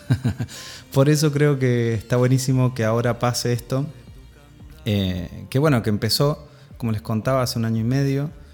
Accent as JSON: {"language": "Spanish", "region": "Mendoza", "country": "Argentina", "tie": "born or raised there", "accent": "Mendocino", "said": "nací en Mendoza, nací en Mendoza, en la tierra del sol y del, buen vino."}